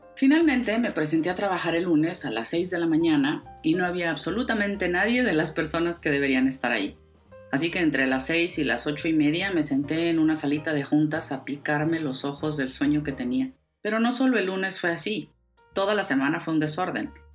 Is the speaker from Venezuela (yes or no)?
no; Ciudad Juárez, Chihuahua, Mexico; Yo crecí en Ciudad Juárez, en México